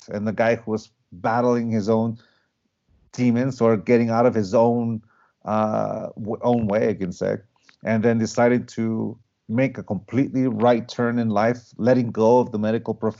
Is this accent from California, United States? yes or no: yes; San Diego, California, United States; accent: accent that reflects two cities; also born or lived in Tijuana, Mexico; not only was I born and raised in San Diego, California, I'm one of those rare cases that I lived in San Diego, Chula Vista to be exact, and I crossed over the border into Tijuana to go to school in Tijuana. And basically, I have an accent that reflects two cities